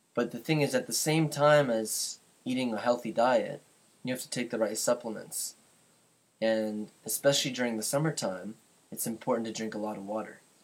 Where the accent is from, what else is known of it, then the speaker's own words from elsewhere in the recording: Canada; I'm from Canada